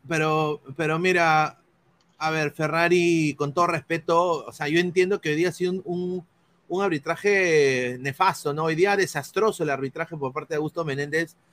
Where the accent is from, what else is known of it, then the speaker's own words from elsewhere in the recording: Peru; somos cholos, todos somos de esta misma raza, somos peruanos, somos blanquirrojos